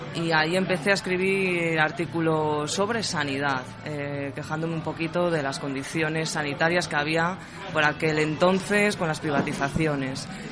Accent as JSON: {"language": "Spanish", "town": "Madrid", "region": "Community of Madrid", "country": "Spain", "said": "Yo soy de Madrid, madrileña, tengo 25 años, soy de Carabanchel Bajo, un barrio castizo madrileño"}